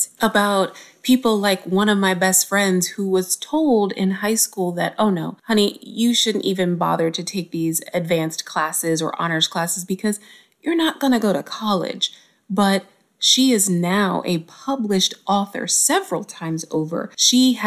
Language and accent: English; Cincinnati, Ohio, United States; A young 12-year-old Black girl growing up in Cincinnati